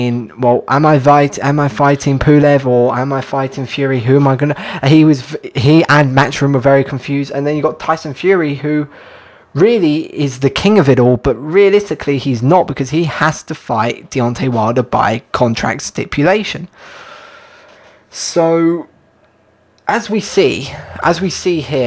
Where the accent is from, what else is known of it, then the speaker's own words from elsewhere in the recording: United Kingdom; As a Brit myself